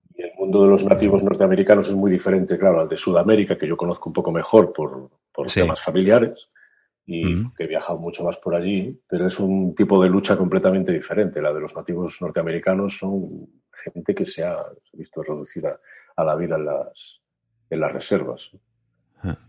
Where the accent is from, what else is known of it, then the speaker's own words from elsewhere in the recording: Galicia, Spain; soy de Galicia y he vivido también mucho, muy en contacto con la frontera con Portugal